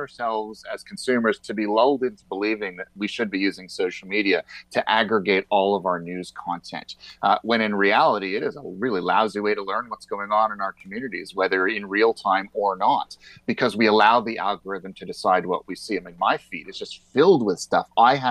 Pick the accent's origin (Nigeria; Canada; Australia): Canada; as a Canadian